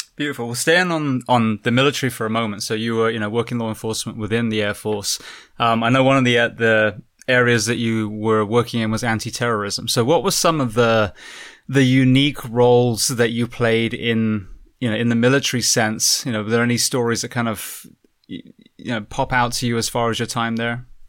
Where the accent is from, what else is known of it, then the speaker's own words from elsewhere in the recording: United Kingdom; being British myself